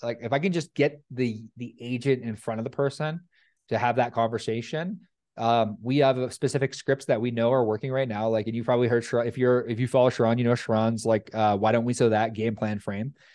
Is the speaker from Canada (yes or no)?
yes; Canada; I'm Canadian